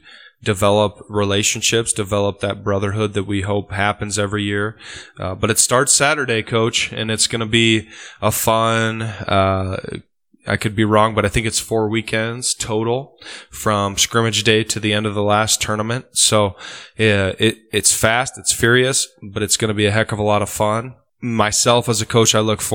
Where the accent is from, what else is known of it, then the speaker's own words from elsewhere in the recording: Osmond, Nebraska, United States; I grew up in Osmond